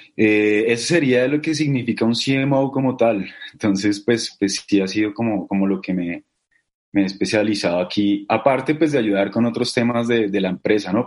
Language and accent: Spanish; Bogotá, Colombia; yo soy bogotano, de Bogotá, Colombia.